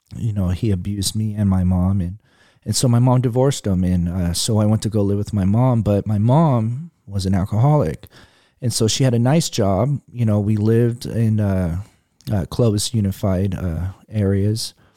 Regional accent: Fresno, California, United States; born or raised there; also born or lived in Berkeley, California

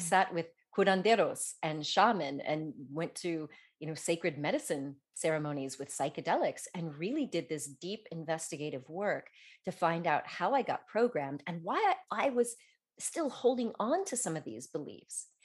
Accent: Denver, Colorado, United States; also born or lived in south of France; now in France; I grew up in Denver, and I skied when I was young

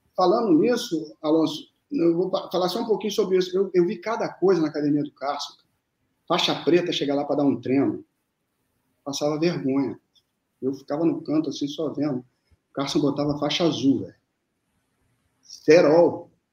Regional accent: Rio de Janeiro, Brazil; also born or lived in Lavras, Minas Gerais / Brasília; Cheguei de, de Brasília com 10 anos porque os meus pais, eles tinham, tem família aqui no Rio, entendeu? E eu fui morar no Arpoador

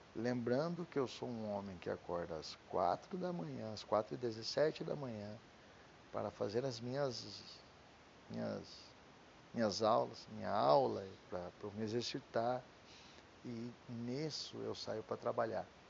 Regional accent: Curitiba, Paraná, Brazil; Eu sou de Curitiba, então meu DDD é 41

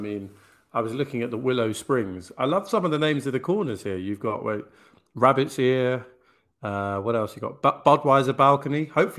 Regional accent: United Kingdom; actually as a Brit

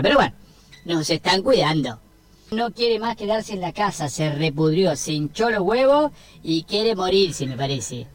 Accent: Argentina; Así somos los argentinos

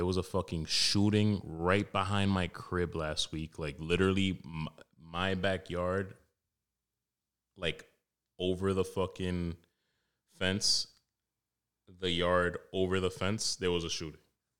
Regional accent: New York City, New York, United States; I grew up in Wash Heights in Harlem. Not a competition. Mine's a little more rough

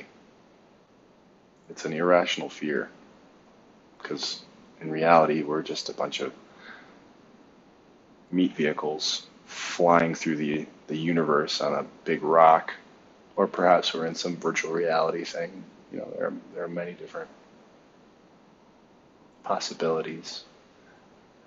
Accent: Ann Arbor, Michigan, United States; moved away as an adult; also born or lived in Taiwan; I was born in Ann Arbor, Michigan, at St. Joe's Hospital, to a big family.

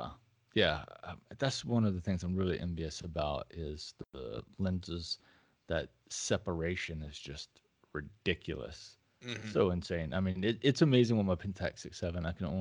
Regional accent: the South, United States; I'm a Southerner, so I say pecan

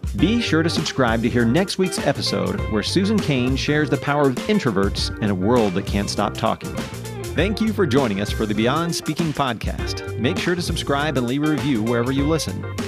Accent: Indiana, United States; I'm proudly Hoosier. I'm from Indiana.

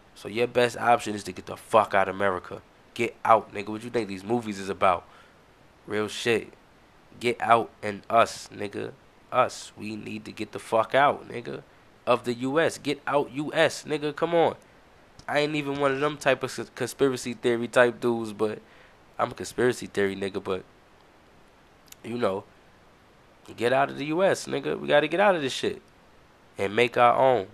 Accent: United States; we, as the American people

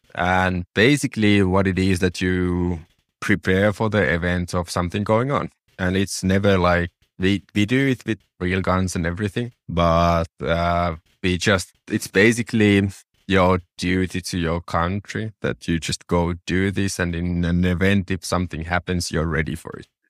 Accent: Finland; as a small town boy, I have to mention my hometown's claim to fame

